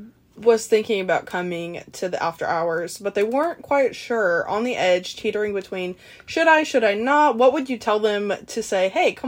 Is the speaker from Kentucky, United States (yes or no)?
no; Kansas City, Missouri, United States; also born or lived in Henrietta, Missouri; I'm not from Richmond. I went to school in Richmond 7th grade because I lived in Henrietta. But after that, I went back to Kansas City.